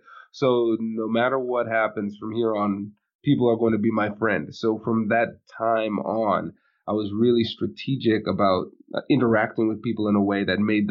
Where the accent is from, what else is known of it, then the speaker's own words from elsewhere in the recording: Tiffin, Ohio, United States; also born or lived in New Jersey; And so, I was born in New Jersey. Where dad was getting his residency, finishing up his residency program. And then the first job that he got was in a small town called Tiffin, Ohio. And so that's where I grew up.